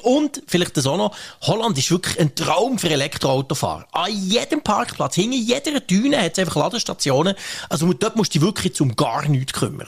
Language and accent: German; Bern, Switzerland; ich bin ja mega geduldig als Berner